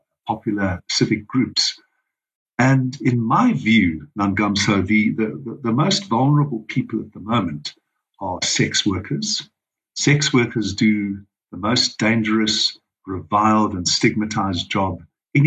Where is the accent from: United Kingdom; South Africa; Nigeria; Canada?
South Africa; as a South African, a born South African, a proud South African